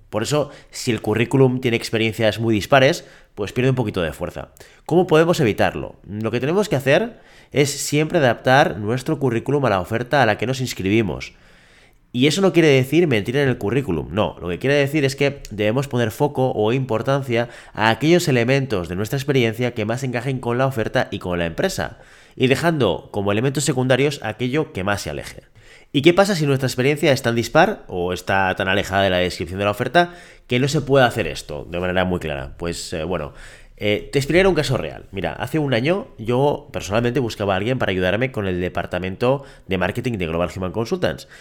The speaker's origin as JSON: {"language": "Spanish", "region": "Catalonia", "country": "Spain", "said": "yo estoy en Cataluña, yo soy catalán"}